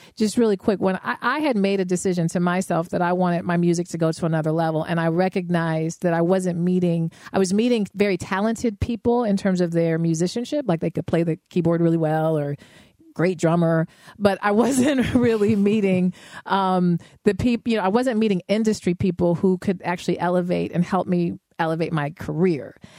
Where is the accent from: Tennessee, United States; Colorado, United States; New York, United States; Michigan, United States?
Colorado, United States; Denver; I was raised in Denver